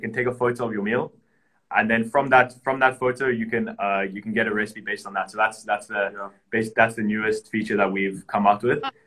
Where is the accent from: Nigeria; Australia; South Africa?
South Africa; now in Cyprus; where I grew up in South Africa